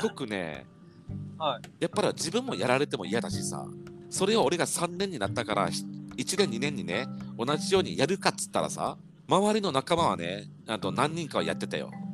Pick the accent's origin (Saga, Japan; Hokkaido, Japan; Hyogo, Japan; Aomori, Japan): Saga, Japan; moved away; 佐賀県佐賀市ってね田舎なんだけど